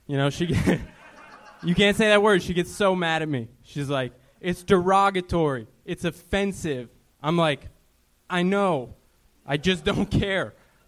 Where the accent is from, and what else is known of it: Minneapolis, Minnesota, United States; moved away